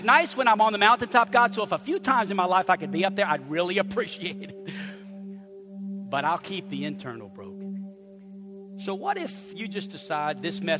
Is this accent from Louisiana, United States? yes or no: yes; New Orleans, Louisiana, United States; moved away as an adult; also born or lived in Chicago; Born and raised in New Orleans, college in Chicago, and married a girl from LA.